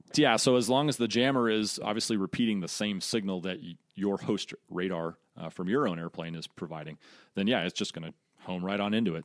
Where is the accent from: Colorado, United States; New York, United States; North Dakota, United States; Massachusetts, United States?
Colorado, United States; So I'm originally from Colorado. Grew up there